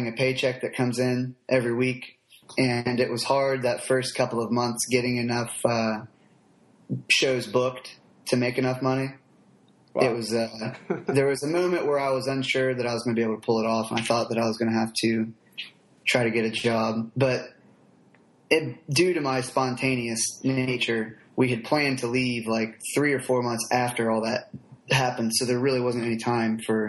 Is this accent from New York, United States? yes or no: no; Chillicothe, Ohio, United States; Chillicothe, Ohio. It's a little south of Columbus